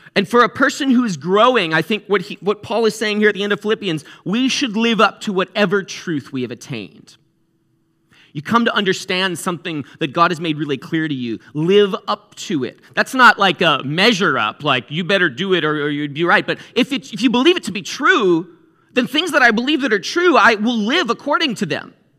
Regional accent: New England, United States; I'm from New England

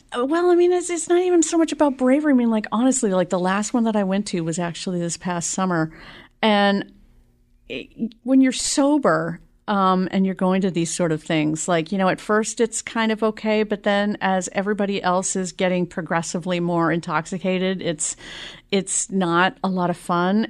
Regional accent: Boston, Massachusetts, United States; also born or lived in South Shore / Jamaica Plain; now in Malden, United States; I was actually born in Jamaica Plain

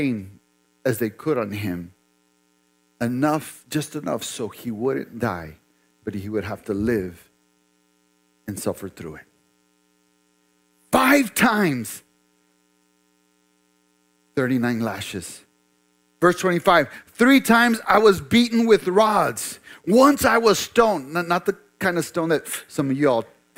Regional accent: United States; most of us as American believers, American Christians

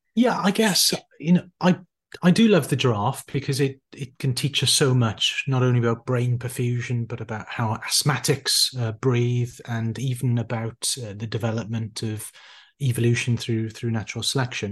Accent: Neath, Wales, United Kingdom; also born or lived in Cardiff / Bristol; I'm originally from South Wales, a small town just on the coast, a place called Neath

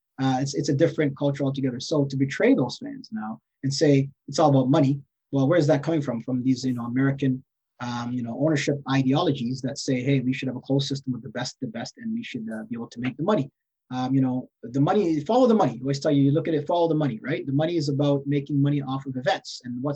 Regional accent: Canada; For far too long, many of us don't consider or think or other communities know us to be Canadian, but we are. We have a long history of being Canadian in this country, all parts across the country.

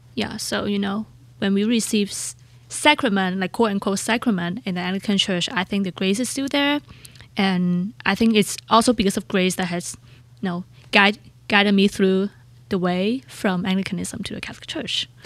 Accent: Hong Kong; English is a second language; moved away as an adult; also born or lived in San Diego, United States; now in United States; When I grew up in Hong Kong

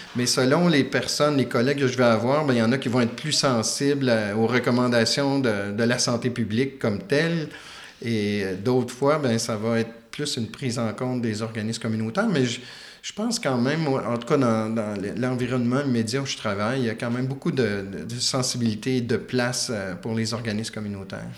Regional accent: Quebec, Canada; also born or lived in Switzerland; le fait d'être québécois

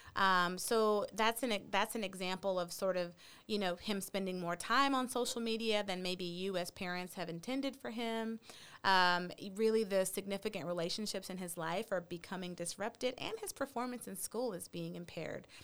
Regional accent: Texas, United States; also born or lived in Chicago; as a Texan

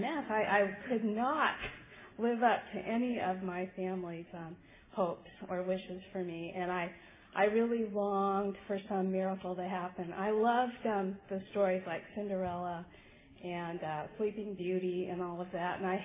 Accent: Hermosa Beach, California, United States; I grew up in Southern California, right on the beach in Hermosa Beach

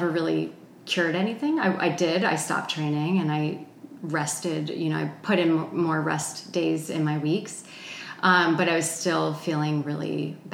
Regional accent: New Jersey, United States; moved away as an adult; also born or lived in Boulder, Colorado; I grew up in New Jersey

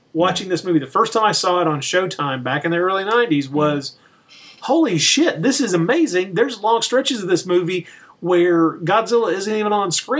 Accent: United States; being an American

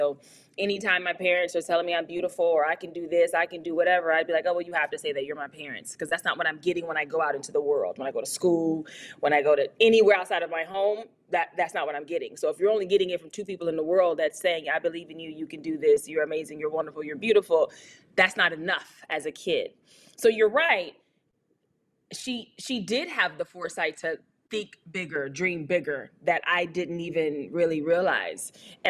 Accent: Louisiana, United States; So growing up in Louisiana in general at that time, the culture of Louisiana was all about the brown paper bag.

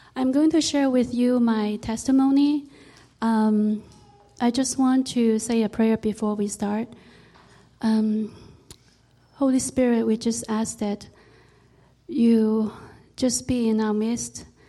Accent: Hong Kong; I was born in Hong Kong, and at that time it was a British colony.

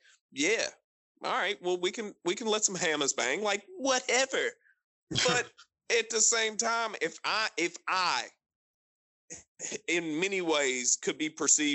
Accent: Appalachia, United States; I'm an Appalachian American. I am Melungeon through and fucking through

